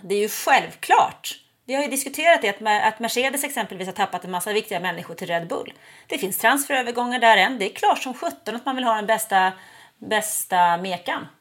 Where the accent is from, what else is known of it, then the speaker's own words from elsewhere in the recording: Nacka, Stockholm County, Sweden; moved away as an adult; now in Ystad, Sweden; Jag är född och uppvuxen i Nacka utanför Stockholm